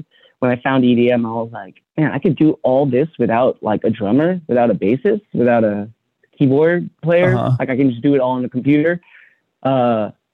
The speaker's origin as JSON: {"language": "English", "town": "Cerritos", "region": "California", "country": "United States", "tie": "born or raised there", "also_born_or_lived": "Long Beach", "said": "I was born in Long Beach, but I grew up in Cerritos"}